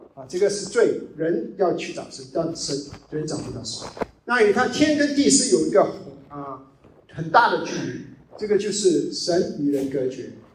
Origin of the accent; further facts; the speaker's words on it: China; 因为我们是中国人，很多 background，我们是无神论的 background